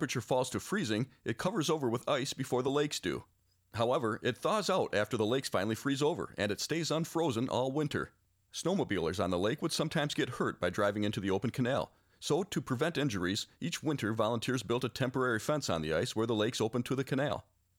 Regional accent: Cadillac, Michigan, United States; my hometown of Cadillac, Michigan

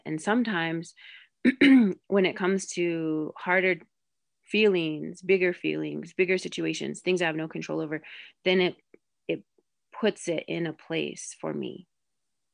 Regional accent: Rosebud, South Dakota, United States; I'm Sichangku Lakota. I'm originally from Rosebud, South Dakota

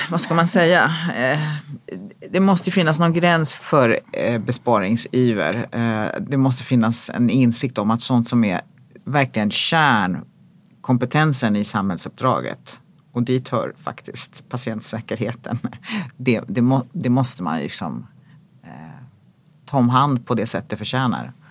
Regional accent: Sweden; även sådana här länder som man ju som svensk har en bild av att ja, men vi är väldigt lika.

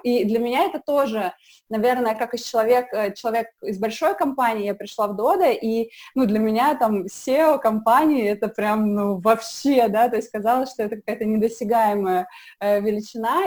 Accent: Samara, Samara Oblast, Russia; moved away as an adult; now in Moscow, Russia; я из Самары

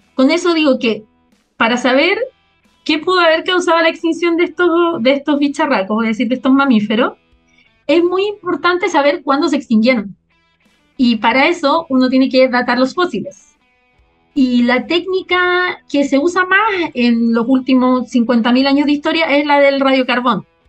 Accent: Peñaflor, Santiago Metropolitan Region, Chile; moved away as an adult; also born or lived in Berkeley, California, United States; soy Peña Florina, como para decir que no soy santiaguina totalmente

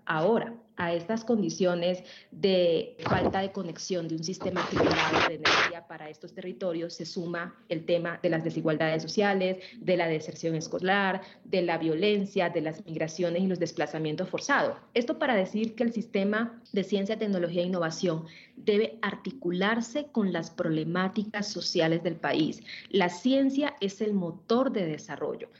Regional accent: Pacific region, Colombia; Yo vengo del Pacífico colombiano

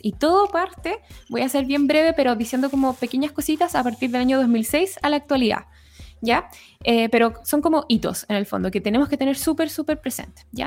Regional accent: La Serena, Coquimbo, Chile; soy de La Serena

